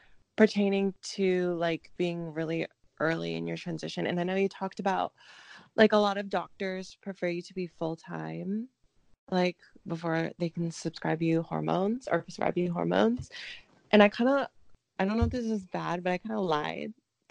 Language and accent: English; Seattle, Washington, United States; I got a scholarship to go to Seattle University, which is where I grew up in Washington